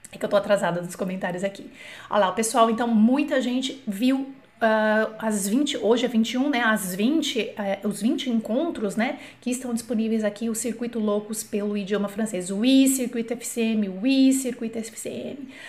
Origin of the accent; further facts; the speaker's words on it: Brazil; eu sou brasileira, não sou nativa